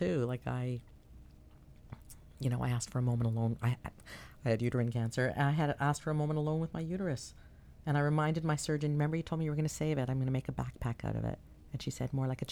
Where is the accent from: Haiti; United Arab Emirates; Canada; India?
Canada; Toronto, Ontario; I was from Toronto